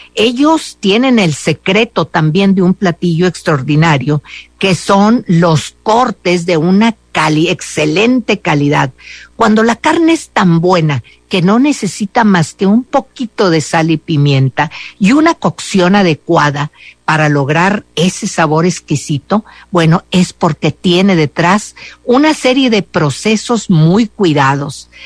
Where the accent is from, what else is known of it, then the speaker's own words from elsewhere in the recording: Mexico; somos muy mexicanos